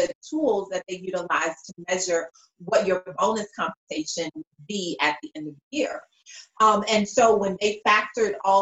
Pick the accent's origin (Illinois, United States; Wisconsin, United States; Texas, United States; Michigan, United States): Illinois, United States; Chicago; I'm originally from the South Side of Chicago